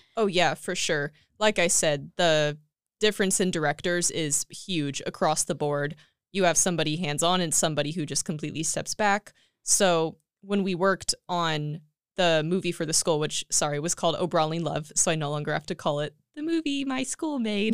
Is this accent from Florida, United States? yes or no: no; Tulare, California, United States; moved away as an adult; now in Escondido, United States; I was born and raised in Tulare, California